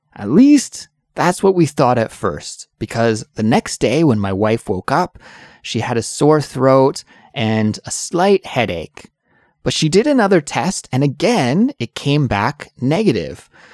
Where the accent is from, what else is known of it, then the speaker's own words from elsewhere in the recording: Canada; now in South Korea; I'm an English teacher from Canada, but I'm currently living in South Korea